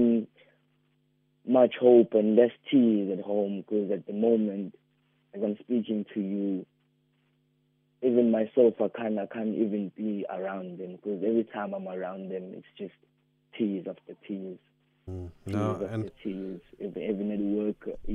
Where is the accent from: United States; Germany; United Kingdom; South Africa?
South Africa; Umlazi, KwaZulu-Natal; We are from Umlazi, B section